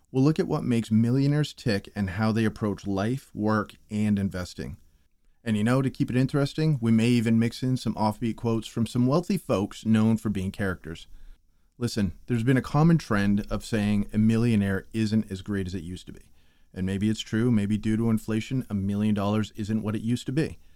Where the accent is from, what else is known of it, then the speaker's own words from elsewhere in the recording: New England, United States; I'm from New England